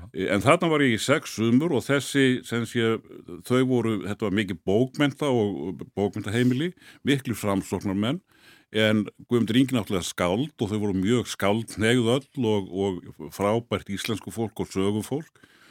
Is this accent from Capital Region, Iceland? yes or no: yes; Hafnarfjörður, Capital Region, Iceland; ég er nú fyrst og fremst happiringur